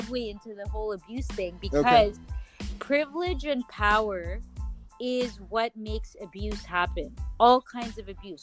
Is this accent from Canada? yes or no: yes; Canada; I was born in Canada